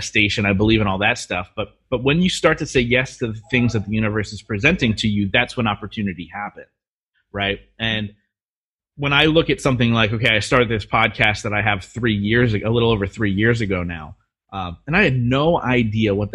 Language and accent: English; Reading, Pennsylvania, United States; Reading, which is my hometown